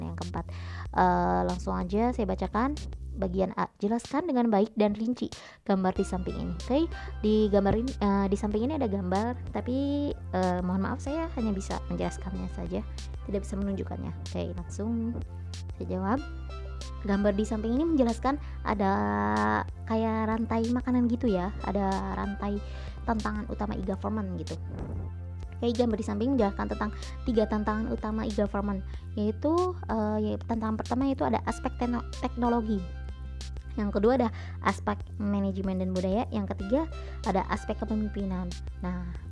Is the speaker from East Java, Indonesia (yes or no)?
no; Indramayu, West Java, Indonesia; also born or lived in Yogyakarta; sebagai warga Kabupaten Indramayu